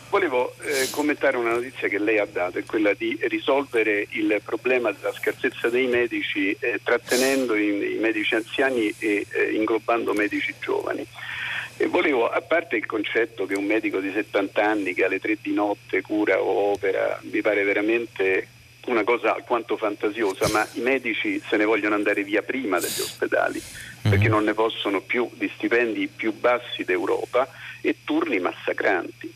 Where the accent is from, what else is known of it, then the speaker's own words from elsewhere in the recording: Rome, Lazio, Italy; io sono di Roma